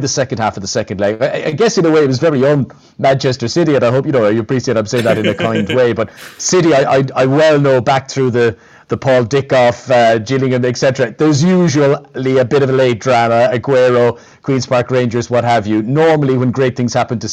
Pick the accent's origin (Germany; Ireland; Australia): Ireland; as an Irishman